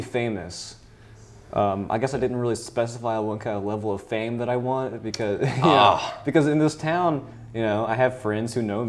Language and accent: English; Milton, Florida, United States; Milton, Florida.